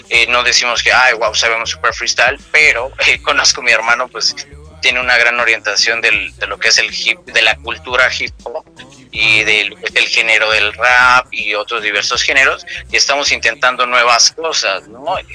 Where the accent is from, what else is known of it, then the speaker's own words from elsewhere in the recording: Mexico; Como buen mexicano emprendedor, pues somos este, independientes